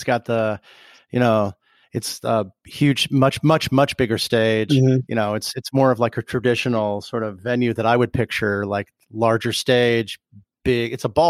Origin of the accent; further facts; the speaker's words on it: Chicago, Illinois, United States; I'm from Chicago.